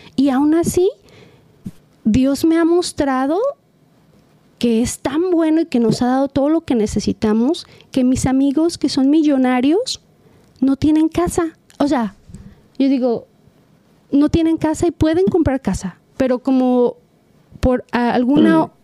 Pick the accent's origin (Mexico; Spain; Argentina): Mexico; also born or lived in California; now in Costa Mesa, United States; yo soy mexicana y yo tengo mis valores y mi cultura bien grabada